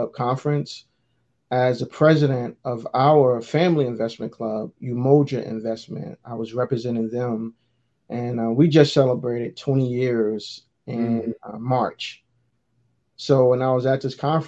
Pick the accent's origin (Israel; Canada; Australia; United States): United States; Newark, New Jersey; So growing up in Newark was pretty tough, man. I grew up in a tough environment